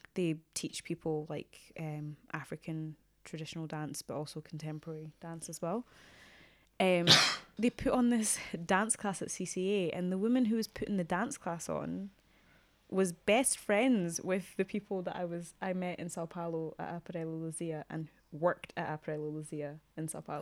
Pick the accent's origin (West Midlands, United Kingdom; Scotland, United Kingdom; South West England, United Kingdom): Scotland, United Kingdom; Glasgow; moved away; I grew up in Glasgow